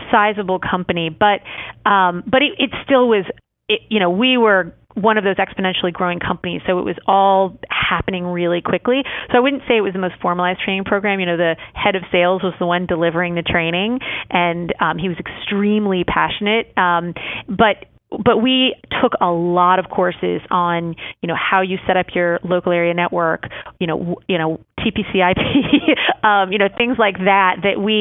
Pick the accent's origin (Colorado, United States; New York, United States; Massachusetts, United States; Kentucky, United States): New York, United States; moved away as an adult; also born or lived in Washington, D.C.; now in Atlanta, United States; I'm actually a New Yorker for all intents and purposes. I moved to New York when I was 10 years old. I went to high school, college, and graduate school in New York